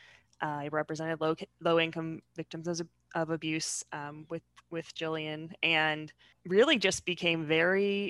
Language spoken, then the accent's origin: English; Seattle, Washington, United States; moved away as an adult; now in Blair County, United States; I grew up in Seattle, where things are just different